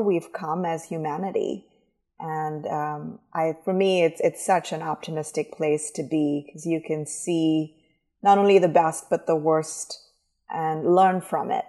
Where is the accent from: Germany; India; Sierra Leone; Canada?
India; moved away as an adult; now in United States; I'm originally from India